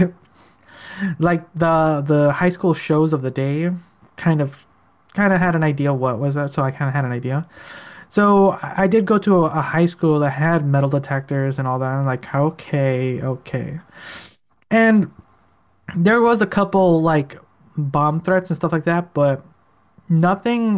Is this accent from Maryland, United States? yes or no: no; Chicago, Illinois, United States; I grew up in Chicago, literally in the roughest parts of the ghetto